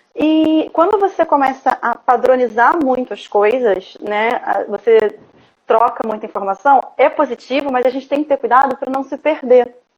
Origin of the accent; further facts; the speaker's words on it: Rio de Janeiro, Brazil; Eu sou do Rio de Janeiro